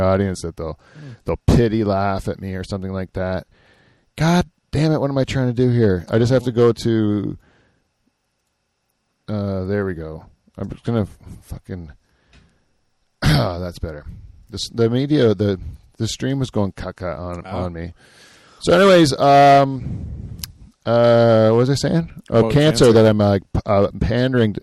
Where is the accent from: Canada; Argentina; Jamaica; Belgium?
Canada